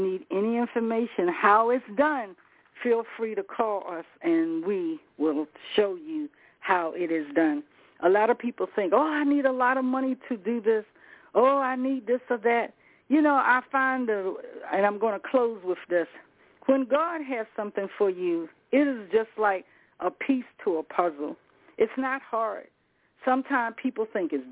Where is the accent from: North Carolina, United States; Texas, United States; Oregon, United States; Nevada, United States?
North Carolina, United States; Rocky Mount; I'm from the South myself, by Rocky Mount